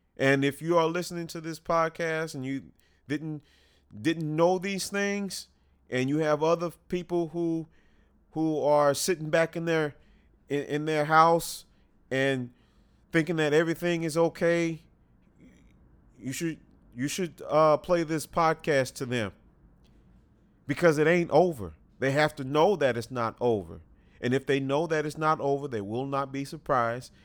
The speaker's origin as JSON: {"language": "English", "country": "United States"}